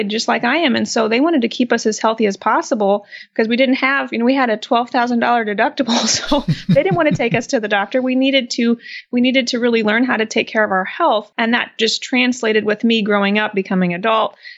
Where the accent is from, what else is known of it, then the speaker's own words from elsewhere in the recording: Midwest, United States; So I was born and raised in the Midwest